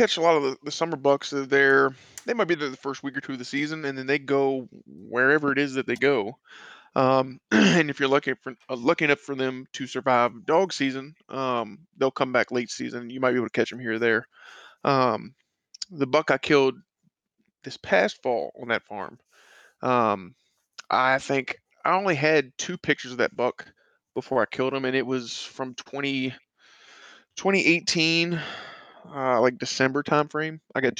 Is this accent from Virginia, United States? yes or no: yes; Virginia, United States; also born or lived in Florida; as I was so pleasantly introduced by my guy Trev there. I'm from Virginia and spent some time down in Florida and was able to come back home here to Virginia. Back where I was born and raised